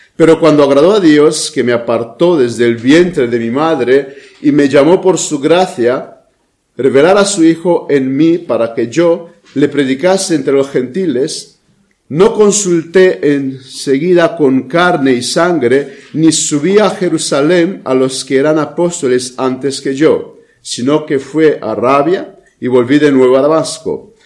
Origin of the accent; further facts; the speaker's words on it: Romania; moved away; mi país de origen, a Rumanía